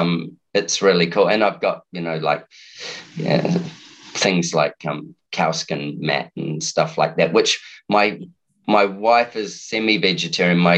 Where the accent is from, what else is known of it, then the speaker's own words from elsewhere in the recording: New Zealand; now in Brisbane, Australia; being a Kiwi